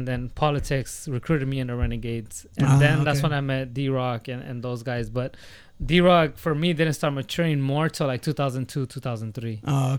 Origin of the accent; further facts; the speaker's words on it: Sonoma County, California, United States; I didn't grow up in the city. I grew up north of the Golden Gate in Sonoma County.